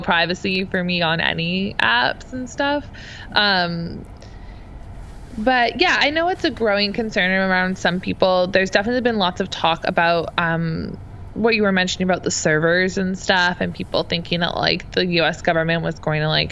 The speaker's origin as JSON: {"language": "English", "country": "Canada", "said": "being a Canadian"}